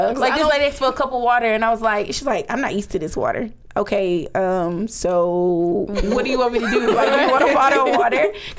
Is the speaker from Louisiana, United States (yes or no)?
yes; Shreveport, Louisiana, United States; I'm just from Shreveport.